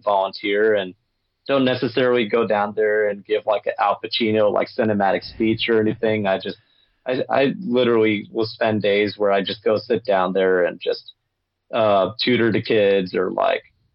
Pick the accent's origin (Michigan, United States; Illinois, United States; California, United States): California, United States; Los Angeles; I grew up in Los Angeles myself